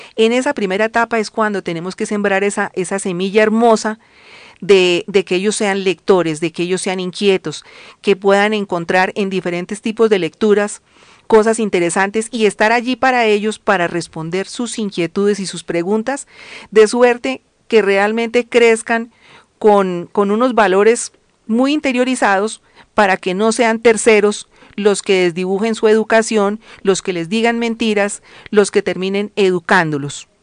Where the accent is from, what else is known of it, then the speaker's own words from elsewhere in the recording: Colombia; como colombianos